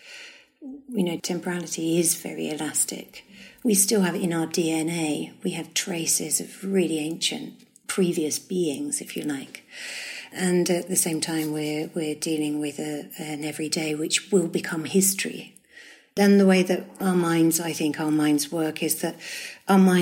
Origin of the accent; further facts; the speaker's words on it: Strood, South East England, United Kingdom; also born or lived in London / Stourbridge; It's Strood in Kent, yeah. We moved, I think, when I was about 7, we moved from London to Strood.